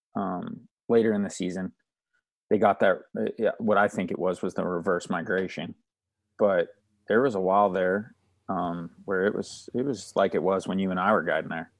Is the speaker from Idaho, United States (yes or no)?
no; Stillwater Marsh, Nevada, United States; where I grew up hunting in Stillwater Marsh